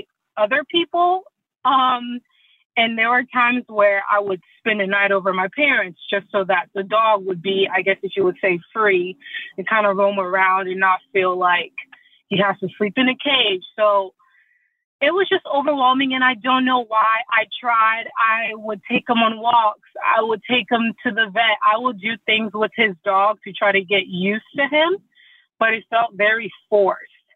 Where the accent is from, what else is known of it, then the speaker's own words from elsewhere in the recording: Côte d’Ivoire; moved away; I'm originally from the Ivory Coast, and dogs or pets are typically outside